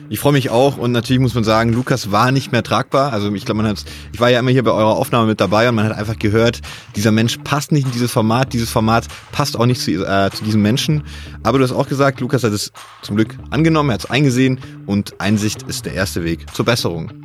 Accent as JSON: {"language": "German", "town": "Bad Waldsee", "region": "Baden-Württemberg", "country": "Germany", "tie": "born or raised there", "also_born_or_lived": "Ravensburg", "said": "ich komme im weitesten Sinne aus Ravensburg und bin in Bad Waldsee aufgewachsen"}